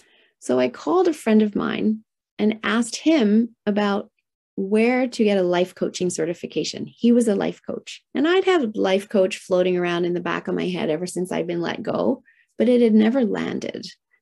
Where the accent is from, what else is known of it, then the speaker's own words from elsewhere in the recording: Tokyo, Japan; And I was raised in Tokyo, Japan in the 1970s. Heyday of manufacturing plants spewing out toxins into the atmosphere.